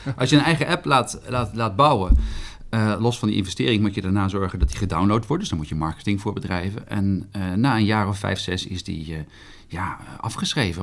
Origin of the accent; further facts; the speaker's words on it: Arnhem, Gelderland, Netherlands; moved away as an adult; also born or lived in Groningen; Ik kom uit Arnhem.